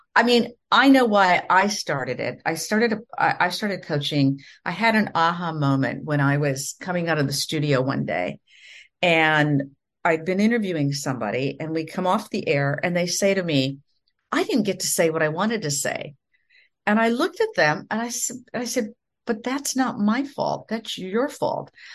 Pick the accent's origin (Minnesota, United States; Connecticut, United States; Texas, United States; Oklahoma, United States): Minnesota, United States; now in Florida, United States; I come from the Midwest in the United States, from the state of Minnesota, and I grew up in the prairies, kind of in the middle of nowhere